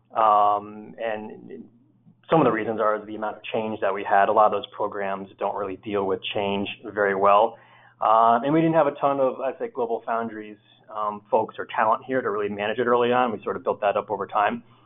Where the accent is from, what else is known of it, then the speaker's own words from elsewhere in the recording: Northeast, United States; I grew up here in the Northeast